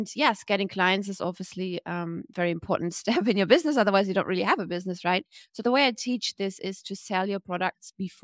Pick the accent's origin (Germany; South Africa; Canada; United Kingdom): Germany; now in Bali, Indonesia; I'm from Germany, but based in Bali